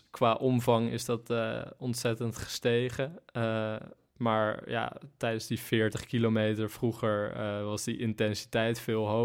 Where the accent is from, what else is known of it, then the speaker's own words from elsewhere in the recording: Zeeland, Netherlands; Nou ja, eigenlijk oorspronkelijk dus in Zeeland zat ik bij een sprintcoach.